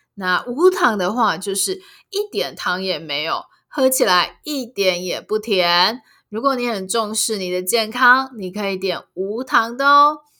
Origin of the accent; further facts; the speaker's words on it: Taiwan; 身为一个台湾人